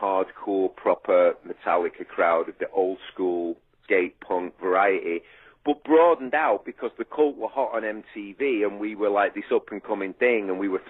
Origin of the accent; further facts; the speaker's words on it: Manchester, North West England, United Kingdom; moved away; I'm growing up in like a council estate in Manchester